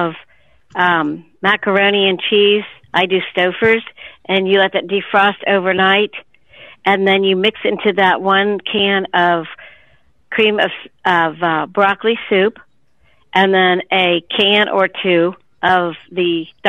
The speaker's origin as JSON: {"language": "English", "town": "Columbus", "region": "Ohio", "country": "United States", "said": "I'm from Columbus, Ohio."}